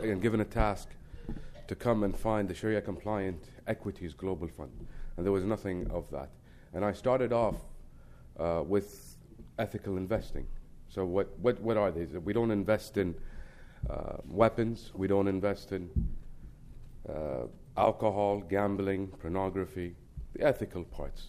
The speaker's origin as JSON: {"language": "English", "country": "Kuwait", "said": "we come from Kuwait, which is a very, thankful country to the United States"}